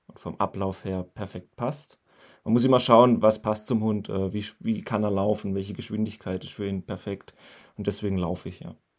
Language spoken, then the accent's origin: German; near Pforzheim, Baden-Württemberg, Germany; ich bin 31 und ich komme aus der Nähe von Pforzheim. Das liegt zwischen Karlsruhe und Stuttgart